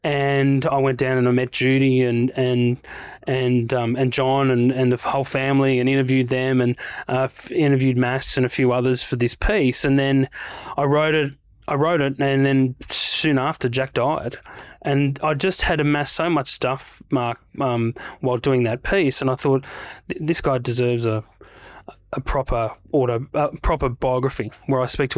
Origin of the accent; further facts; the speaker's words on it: New South Wales, Australia; I grew up on the North Coast, but I spent a lot of time in Newey. Went to uni in Newcastle.